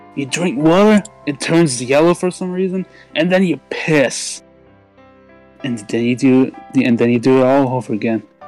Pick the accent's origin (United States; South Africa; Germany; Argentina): Germany; English is a second language; I'm actually Turkish, but I was born in Germany